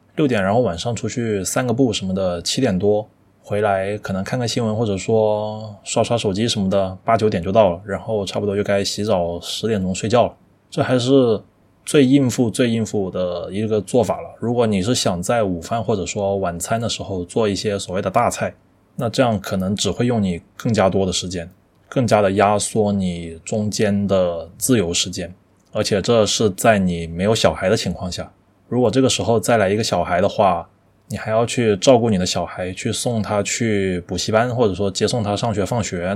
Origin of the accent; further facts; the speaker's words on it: China; 我们中国人在全世界都是以 喜欢吃、会吃而闻名的